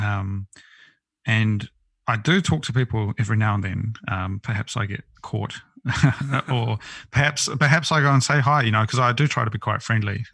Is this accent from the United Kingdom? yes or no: no; New Zealand; born or raised there; moved away as an adult; also born or lived in Tokyo, Japan